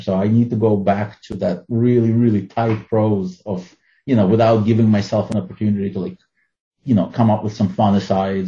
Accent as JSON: {"language": "English", "country": "Ukraine", "tie": "born or raised there", "also_born_or_lived": "Soviet Union / New York City, United States", "first_language": "Russian", "second_language": "English", "moved": "yes", "lives_now": "United States", "said": "I grew up in the Soviet Union. I was born in Ukraine and my native language is Russian."}